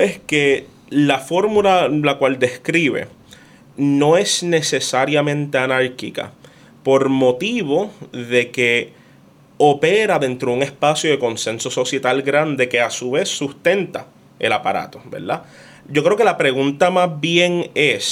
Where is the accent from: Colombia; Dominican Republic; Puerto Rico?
Puerto Rico; somos de Puerto Rico